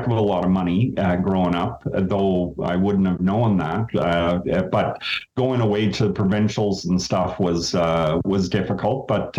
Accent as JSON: {"language": "English", "town": "Sudbury", "region": "Ontario", "country": "Canada", "tie": "born or raised there", "lives_now": "Thunder Bay, Canada", "said": "I grew up in Sudbury, Ontario."}